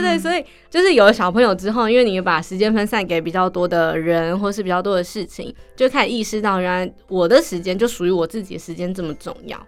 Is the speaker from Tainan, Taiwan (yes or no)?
no; Miaoli County, Taiwan; moved away as an adult; also born or lived in Taipei; 因为我是苗栗人嘛，从苗栗要坐火车到台北的时候